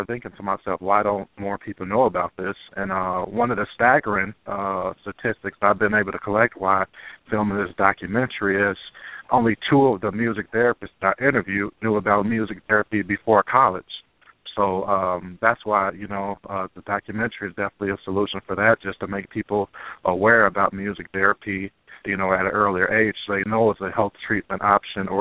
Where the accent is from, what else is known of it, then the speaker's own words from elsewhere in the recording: Illinois, United States; Illinois, my home state